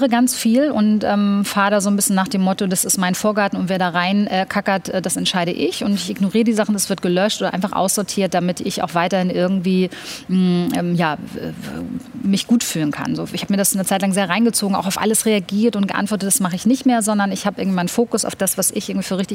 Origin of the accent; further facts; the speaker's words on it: Germany; born there; Ich muss dazu sagen, ich bin in Deutschland geboren